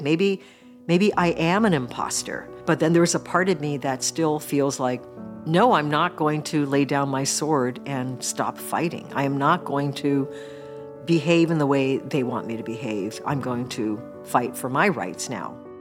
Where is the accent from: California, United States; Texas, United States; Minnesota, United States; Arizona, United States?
California, United States; Mill Valley; born or raised there; also born or lived in Japan